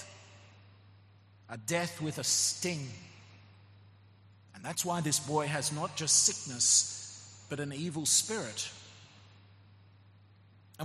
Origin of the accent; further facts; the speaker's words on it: Australia; moved away; my home country, Australia